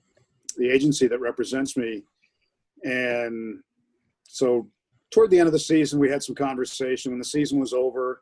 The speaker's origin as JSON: {"language": "English", "region": "New England", "country": "United States", "tie": "born or raised there", "also_born_or_lived": "Pittsburgh / Colorado", "moved": "as an adult", "lives_now": "Los Angeles, United States", "said": "I'm from New England. I used to live three blocks from Fenway Park when I was in college. Mm-hmm. I grew up 45 minutes from Fenway Park"}